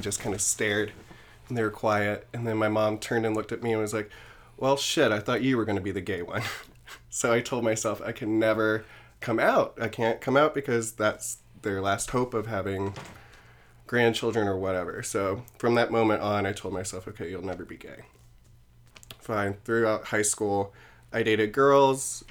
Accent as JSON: {"language": "English", "region": "South Carolina", "country": "United States", "tie": "born or raised there", "moved": "yes", "lives_now": "New York, United States", "said": "I'm originally from South Carolina, grew up, um, in a Southern Baptist home"}